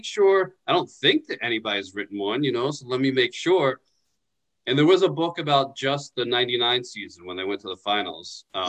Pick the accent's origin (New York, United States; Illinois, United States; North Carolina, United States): New York, United States; I'm from New York.